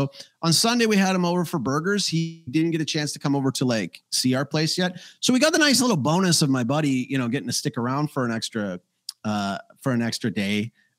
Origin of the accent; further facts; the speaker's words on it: Canada; Because I am Canadian, after all.